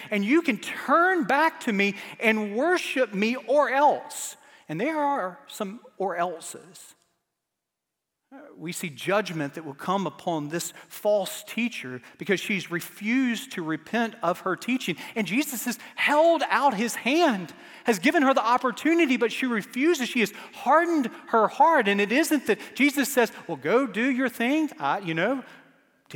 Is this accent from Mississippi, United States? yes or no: yes; Starkville, Mississippi, United States; moved away; I was born in Starkville, Mississippi, the home of baseball